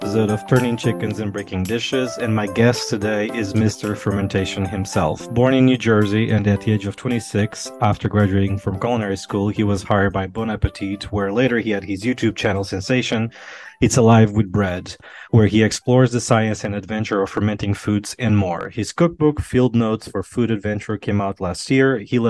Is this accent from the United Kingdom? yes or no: no; Portugal; moved away; I'm from Portugal originally